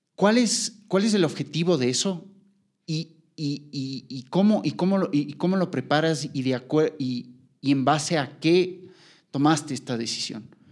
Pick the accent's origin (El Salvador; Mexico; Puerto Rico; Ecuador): Ecuador; como seleccionado ecuatoriano